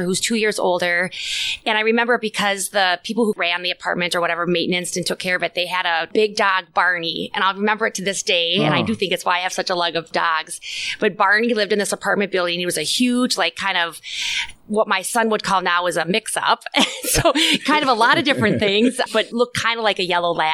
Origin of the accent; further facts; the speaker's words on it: Little Falls, Minnesota, United States; I grew up in a smaller town. Yeah. Little Falls is, what, 7,500 people?